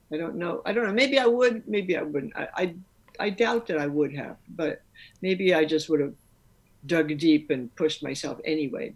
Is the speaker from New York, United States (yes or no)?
yes; New York City, New York, United States; I'm from New York City